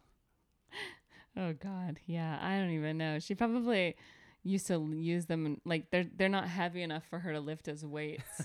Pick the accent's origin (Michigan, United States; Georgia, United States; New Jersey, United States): Georgia, United States; Atlanta; I grew up in Atlanta